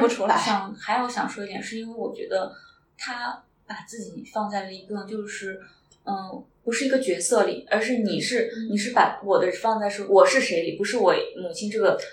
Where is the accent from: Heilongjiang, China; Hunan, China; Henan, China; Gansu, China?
Henan, China; Luoyang; now in Shanghai, China; 我老家是河南洛阳